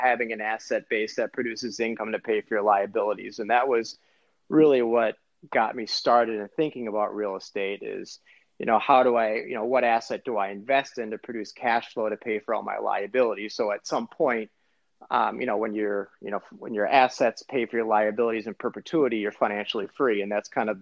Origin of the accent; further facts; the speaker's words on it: Edina, Minnesota, United States; also born or lived in Philadelphia, Pennsylvania; I grew up in Edina, graduated from Breck High School